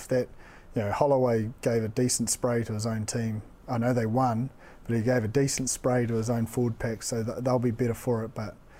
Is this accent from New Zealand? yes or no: yes; New Zealand; especially if we're from New Zealand.